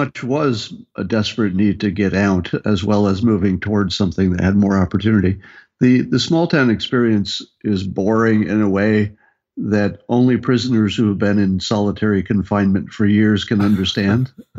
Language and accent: English; upstate New York, United States; moved away as an adult; also born or lived in California; I grew up in the country in upstate New York, and was a small family with modest means, sort of a Republican-y conservative town.